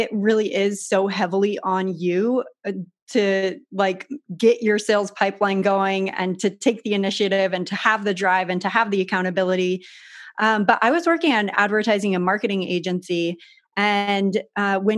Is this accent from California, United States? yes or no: yes; San Diego, California, United States; I grew up in San Diego in Southern California